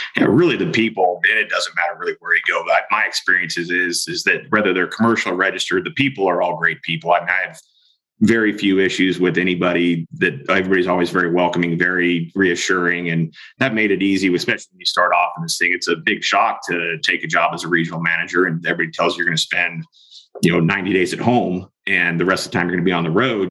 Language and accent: English; Springville, California, United States; moved away as an adult; also born or lived in Montana; I actually grew up in the Central Valley, California, north of Bakersfield, up in the foothills of Sierras, a town called Springville went to high school there